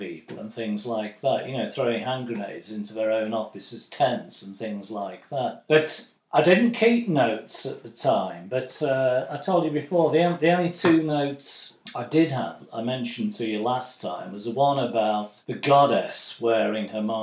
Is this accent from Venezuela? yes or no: no; United Kingdom; being British